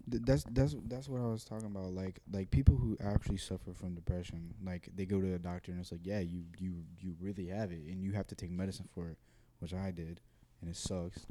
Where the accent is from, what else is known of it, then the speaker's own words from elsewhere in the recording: United States; I'm American